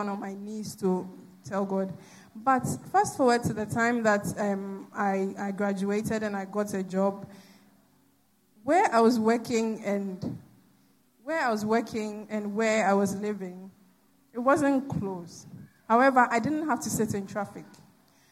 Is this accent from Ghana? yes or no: yes; Koforidua, Eastern Region, Ghana; moved away as an adult; now in Accra, Ghana; I grew up in Koforidua, and there's no traffic in Koforidua